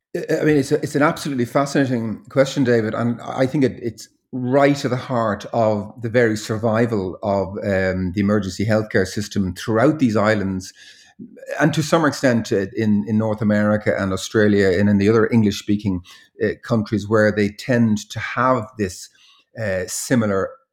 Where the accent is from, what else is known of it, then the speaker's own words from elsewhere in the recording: Dublin, Leinster, Ireland; orphanage boy, uh, growing up in Dublin in the, in the sixties and, and seventies